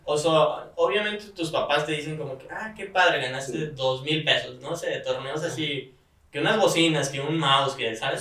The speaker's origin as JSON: {"language": "Spanish", "town": "Guadalajara", "region": "Jalisco", "country": "Mexico", "said": "soy de Guadalajara"}